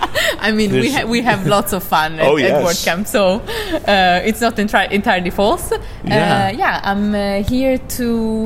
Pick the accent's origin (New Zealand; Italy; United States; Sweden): Italy; now in Netherlands; So I'm from Italy originally, but I live in the Netherlands.